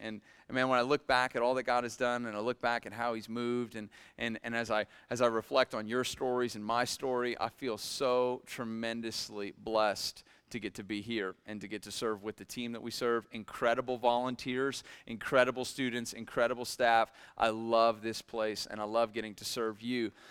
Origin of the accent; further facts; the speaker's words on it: Millersburg, Ohio, United States; I grew up in Millersburg, Ohio